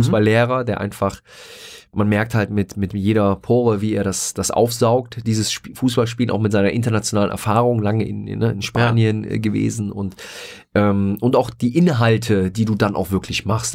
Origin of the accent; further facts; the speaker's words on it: Rhineland, Germany; ich bin als äh, gebürtiger Glapper Rheinländer